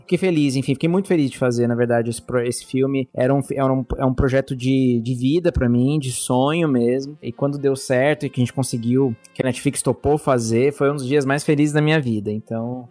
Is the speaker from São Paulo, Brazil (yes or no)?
yes; Mairiporã, São Paulo, Brazil; Eu não sou da capital, né? Eu sou de Mariporã, que é uma cidadezinha próxima